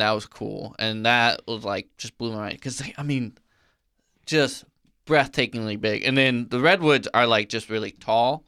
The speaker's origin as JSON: {"language": "English", "region": "Illinois", "country": "United States", "tie": "born or raised there", "moved": "yes", "said": "I grew up in Illinois"}